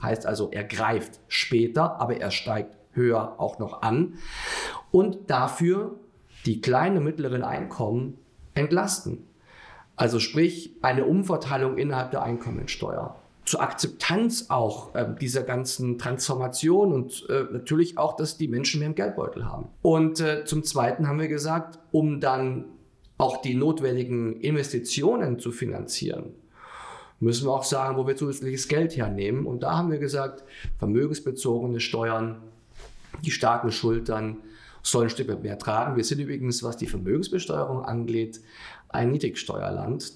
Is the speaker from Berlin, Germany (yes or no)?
no; Bavaria, Germany; wenn ich als Bayer das auch sagen darf